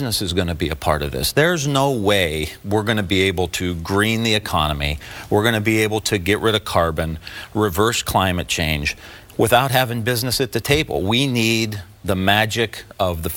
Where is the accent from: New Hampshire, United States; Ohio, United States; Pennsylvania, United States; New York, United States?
Ohio, United States; Youngstown; I grew up in Northeast Ohio and just outside of Youngstown